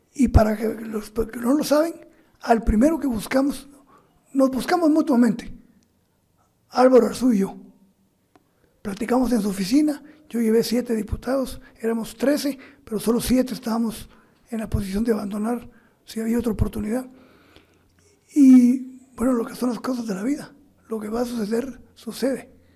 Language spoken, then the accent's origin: Spanish; Guatemala; moved away; also born or lived in Mexico; soy guatemalteco